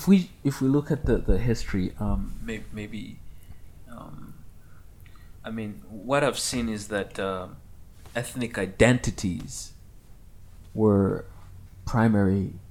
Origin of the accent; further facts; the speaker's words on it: Canada; I've started using that frequently when I grew up in the West, in Canada, right?